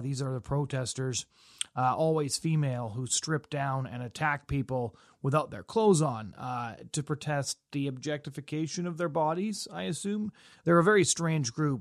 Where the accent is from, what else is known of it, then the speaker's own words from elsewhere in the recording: British Columbia, Canada; moved away as an adult; also born or lived in Alberta; now in Toronto, Canada; Now, I grew up in British Columbia.